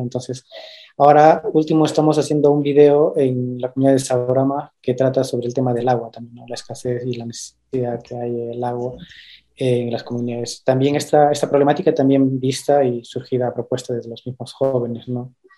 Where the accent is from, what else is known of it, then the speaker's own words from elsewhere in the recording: Quingrapa, Huanta province, Ayacucho, Peru; yo vengo de la comunidad de Quingrapa, eh, la provincia de Huanta, del departamento de Ayacucho